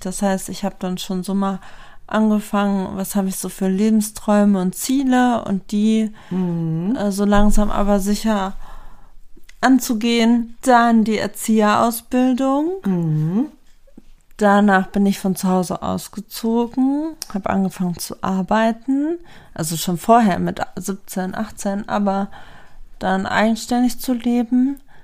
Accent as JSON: {"language": "German", "town": "Lemgo", "region": "North Rhine-Westphalia", "country": "Germany", "tie": "born or raised there", "said": "ich bin hier aufgewachsen in Lemgo"}